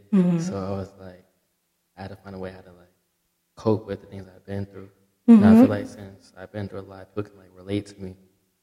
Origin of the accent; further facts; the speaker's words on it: Maryland, United States; I'm from Maryland. I go to Morgan State.